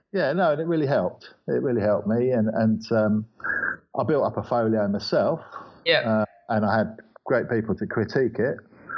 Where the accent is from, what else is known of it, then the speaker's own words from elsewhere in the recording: London, United Kingdom; now in Sydney, Australia; I'm from East London. I think I'm probably the English version of a bogan.